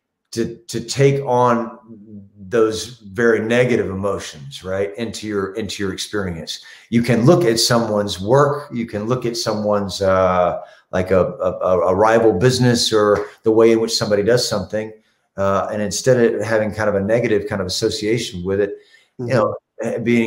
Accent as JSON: {"language": "English", "region": "the South", "country": "United States", "said": "I'm from the South"}